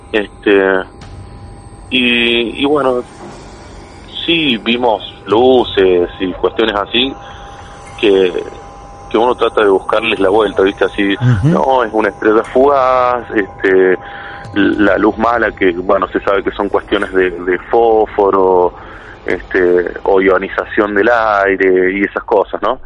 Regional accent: San Luis, Argentina; yo soy de San Luis Capital

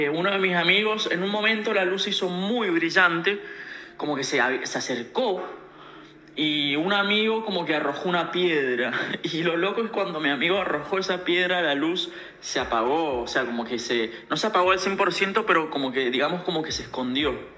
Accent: Mendoza, Argentina; yo soy de Mendoza

